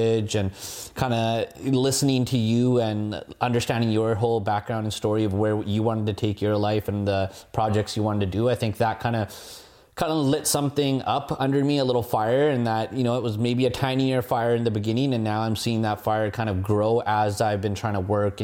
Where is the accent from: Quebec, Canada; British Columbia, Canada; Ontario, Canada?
British Columbia, Canada; Abbotsford; also born or lived in Vancouver / Richmond / India / Kelowna; went to school here in Abbotsford, was raised around here